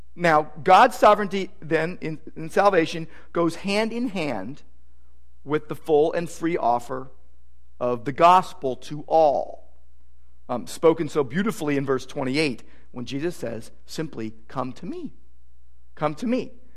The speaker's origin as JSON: {"language": "English", "town": "Downey", "region": "California", "country": "United States", "tie": "born or raised there", "said": "growing up in Downey, just, you know, 20 miles from Disneyland."}